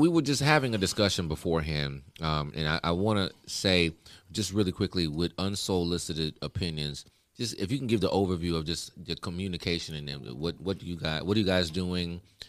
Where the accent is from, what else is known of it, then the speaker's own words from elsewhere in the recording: Hackensack, New Jersey, United States; now in Atlanta, United States; So he's from my hometown. So I was like, damn, what are they doing in Hackensack? We just a little old city.